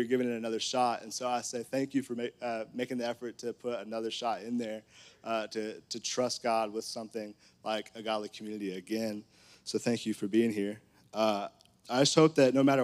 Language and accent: English; Conway, Arkansas, United States; I grew up in Conway